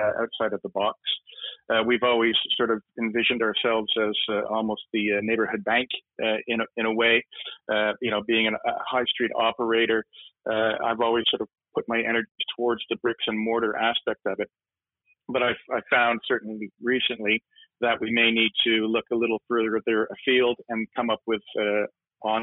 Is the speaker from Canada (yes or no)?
yes; Canada; now in United Kingdom; Me being Canadian